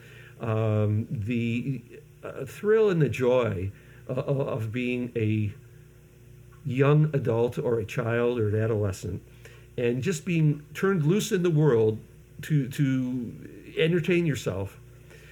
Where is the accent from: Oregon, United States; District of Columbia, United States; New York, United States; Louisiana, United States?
New York, United States; Syracuse; moved away; also born or lived in Los Angeles; I came from Syracuse, New York